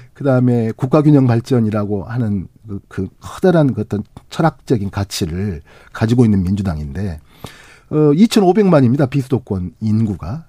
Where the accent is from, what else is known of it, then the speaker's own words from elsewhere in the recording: Honam, South Korea; 저도 이제 호남 사람이니까.